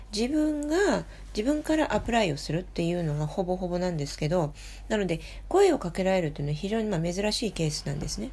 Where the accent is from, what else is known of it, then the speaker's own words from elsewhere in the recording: France; Japanese is a second language; now in Japan; フランス人として日本のね大学に初めて、えーと、教員として身を置いた